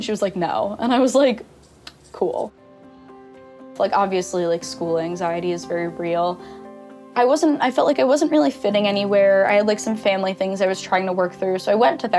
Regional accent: Long Island, New York, United States; I am from Long Island, New York. I grew up a Rangers fan and a Mets fan

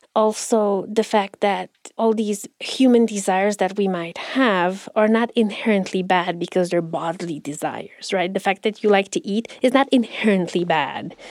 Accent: Romania; now in United States; When I go back to Romania, I'm the American. And when I'm here, I'm the immigrant

